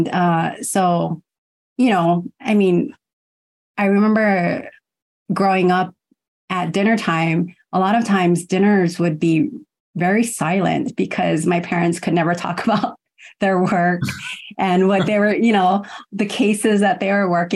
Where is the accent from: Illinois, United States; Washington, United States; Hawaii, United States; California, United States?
Hawaii, United States; Honolulu; also born or lived in Kumamoto, Japan; I was born in Japan, in Kumamoto, and I was adopted, but raised here in Honolulu.